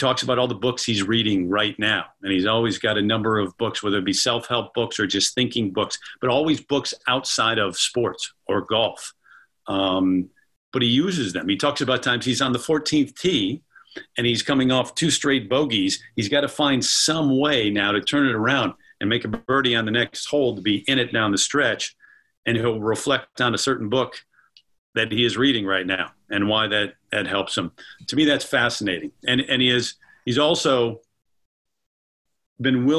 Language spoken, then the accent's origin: English; Joliet, Illinois, United States; I grew up in Joliet, Illinois, just outside of Chicago